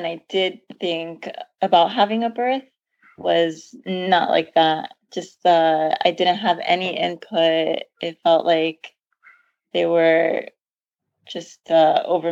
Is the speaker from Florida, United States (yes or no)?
yes; Miami, Florida, United States; moved away as an adult; also born or lived in Knoxville, Tennessee; now in San Diego, United States; We are both from Miami.